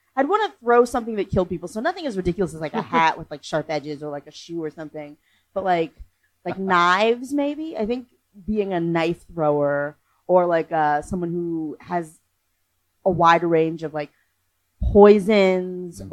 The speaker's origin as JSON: {"language": "English", "region": "North Carolina", "country": "United States", "also_born_or_lived": "Boston", "moved": "yes", "said": "I'm originally from North Carolina, but I spent enough time in Boston to have a bad attitude"}